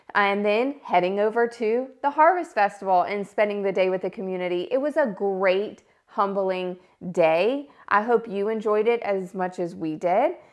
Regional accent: South Boston, Virginia, United States

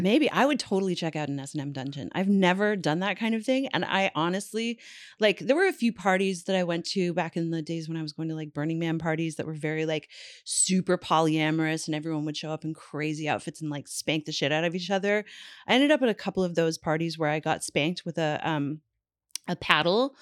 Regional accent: Newfoundland and Labrador, Canada; moved away; also born or lived in New York; Growing up in Newfoundland

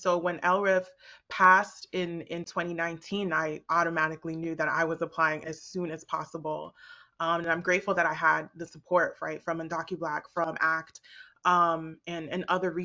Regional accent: United States; also born or lived in Botswana; I came to the U.S. at 6 years old

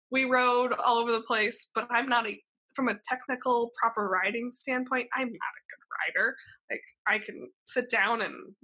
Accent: Alaska, United States; now in California, United States; growing up in Alaska

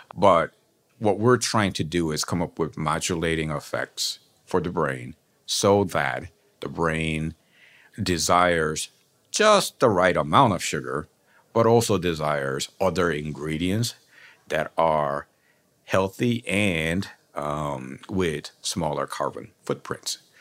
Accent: South Korea; moved away; growing up in South Korea

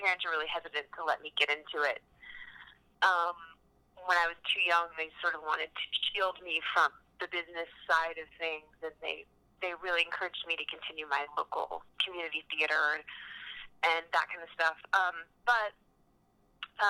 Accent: Central Virginia, United States; moved away as an adult; also born or lived in Austin, Texas / Los Angeles; I grew up in Virginia.

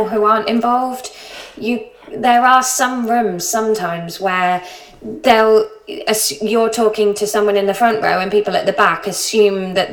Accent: Somerset, South West England, United Kingdom; moved away; also born or lived in Brighton; I'm from Somerset

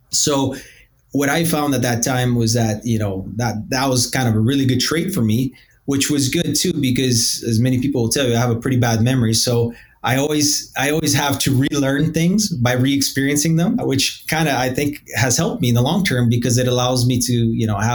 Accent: Edmonton, Alberta, Canada; also born or lived in Brazil; so I was born in Brazil I was actually born right off of the equator in Brazil, a uh, nice little beach town, uh, beautiful sunny days every day around 30. And at the age of nine, we decided to move to a more tropical place called Edmonton

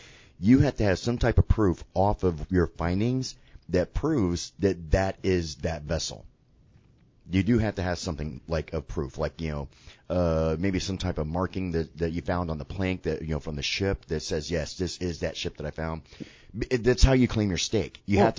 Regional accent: Sarasota, Florida, United States; also born or lived in Key West, Florida / Tampa Bay area, Florida; Key West really became like my second home, and then wound up becoming in my heart like my main home. My hometown is Sarasota, Florida, but I was a water guy, grew up on the water my whole life.

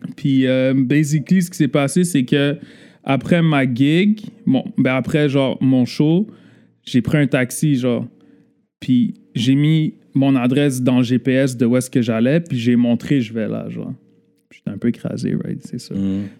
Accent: Laval, Quebec, Canada; born and raised à Laval

